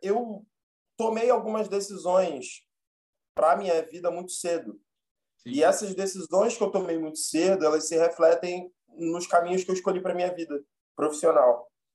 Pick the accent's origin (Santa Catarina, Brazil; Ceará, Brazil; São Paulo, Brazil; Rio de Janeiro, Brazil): Rio de Janeiro, Brazil; eu nasci e fui criado em Bom Sucesso, na zona norte do Rio.